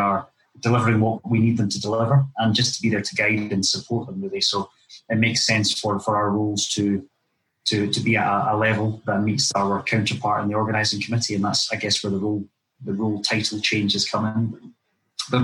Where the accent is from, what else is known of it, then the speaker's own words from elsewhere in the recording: Dunblane, Scotland, United Kingdom; just down the road from where I was brought up in Dunblane